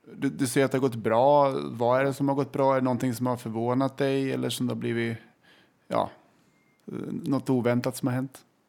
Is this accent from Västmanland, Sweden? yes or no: yes; Kolbäck, Västmanland, Sweden; accent: Kolbäcksmålet; Och vi är från Kolbäck. Det ligger väldigt nära Hallstahammar.